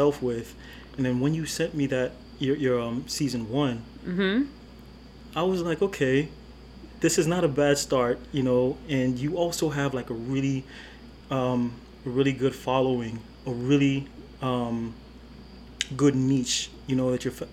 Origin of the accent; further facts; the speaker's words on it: DMV, United States; also born or lived in Nigeria; I'm Nigerian, born in Nigeria, I was raised here. So here being America.